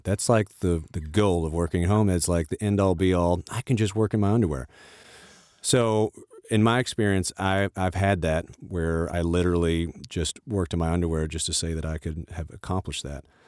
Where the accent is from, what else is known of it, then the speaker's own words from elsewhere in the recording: the South, United States; I grew up in the South, and my mother was the minister of music at our church